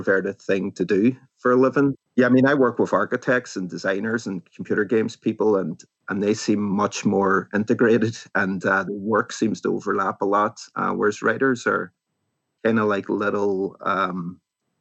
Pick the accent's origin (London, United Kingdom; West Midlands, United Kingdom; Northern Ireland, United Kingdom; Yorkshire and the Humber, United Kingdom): Northern Ireland, United Kingdom; Derry; moved away; the city that I grew up in, which is Derry.